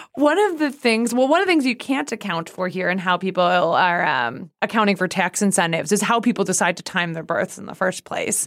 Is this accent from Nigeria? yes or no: no; Canada; moved away; I was born in Canada